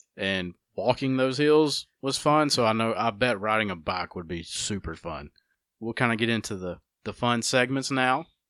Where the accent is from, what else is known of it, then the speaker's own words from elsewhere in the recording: United States; how we grew up here in Walker County